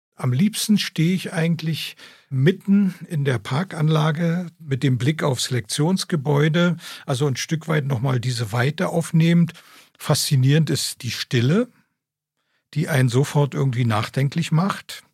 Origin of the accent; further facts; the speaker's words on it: East Germany, Germany; ich bin im Osten geboren, groß geworden